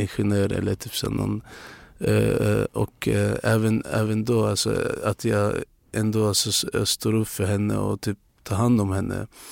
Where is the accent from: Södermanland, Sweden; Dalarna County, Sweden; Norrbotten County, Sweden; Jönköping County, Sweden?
Norrbotten County, Sweden; Luleå; Swedish is a second language; now in Stockholm, Sweden; alla i min hemstad